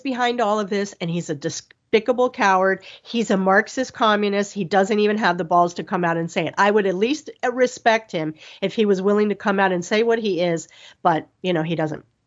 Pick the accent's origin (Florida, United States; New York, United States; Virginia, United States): Florida, United States; Miami; I'm from Miami